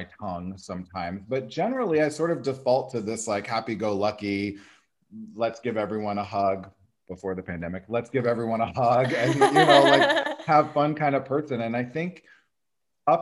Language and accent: English; Nebraska, United States; moved away as an adult; also born or lived in Des Moines, Iowa / Chicago; now in Los Angeles, United States; I grew up in Nebraska and I live in Los Angeles now.